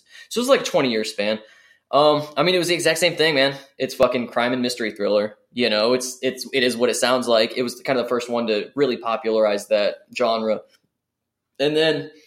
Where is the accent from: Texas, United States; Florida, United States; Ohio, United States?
Ohio, United States; Akron; I'm from Akron, Ohio